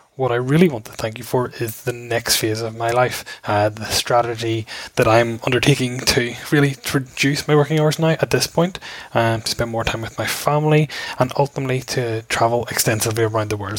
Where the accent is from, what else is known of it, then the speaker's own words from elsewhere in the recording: Belfast, Northern Ireland, United Kingdom; I'm from Belfast here in Ireland